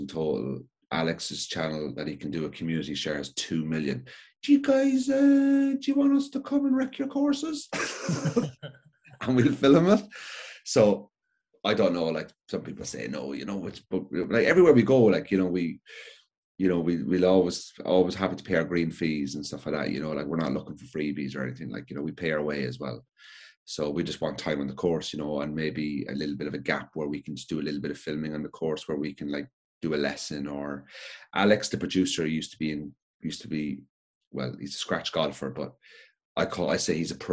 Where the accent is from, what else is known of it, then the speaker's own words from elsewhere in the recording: Cork, Munster, Ireland; I'm from Cork